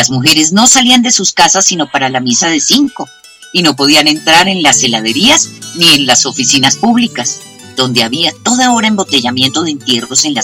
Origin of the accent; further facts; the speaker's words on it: Bogotá, Colombia; moved away; estoy muy cachaca porque soy muy cachaca. Yo nací en Bogotá y adoro esta ciudad. Me fui mucho tiempo de Colombia, pero nunca dejé de extrañar a mi Bogotá querida.